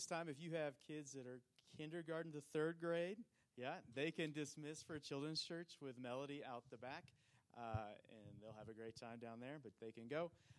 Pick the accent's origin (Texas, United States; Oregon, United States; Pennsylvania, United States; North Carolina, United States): Oregon, United States; moved away as an adult; now in Montana, United States; who started the church that we grew up in Oregon. And then he turned it over to Keith, who was the pastor there for quite a long time. Keith has been was my pastor from like sixth grade through till I moved to Montana.